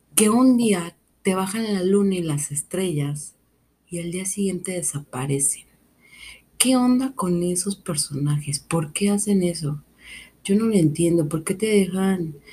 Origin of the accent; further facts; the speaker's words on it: Mexico; vivo en una cultura que nace con la muerte, porque soy mexicana